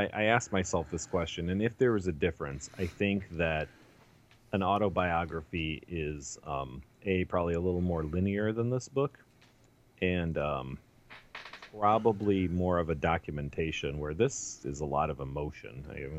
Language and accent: English; Cincinnati, Ohio, United States; also born or lived in New York / Chicago; including growing up in Cincinnati, my time in New York, a few years I spent in Chicago, eventually landing at Writer's Digest